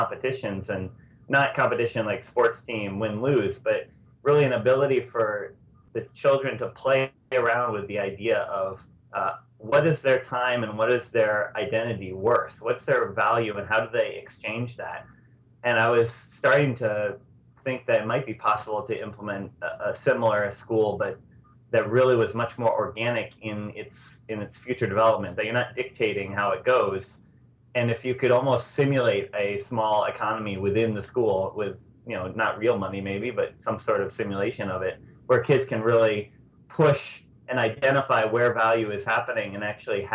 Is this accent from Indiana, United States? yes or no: no; Natick, Massachusetts, United States; I'm from Natick, the next town over from Framingham